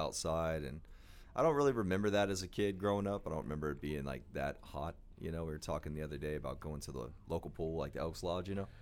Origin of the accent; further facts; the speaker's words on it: Oklahoma, United States; We had a minor league baseball team growing up in Oklahoma called the 89ers